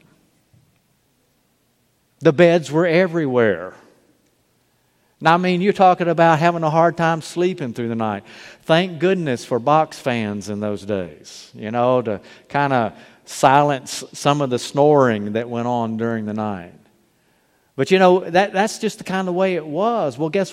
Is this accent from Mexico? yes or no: no; Mobile, Alabama, United States; growing up in Mobile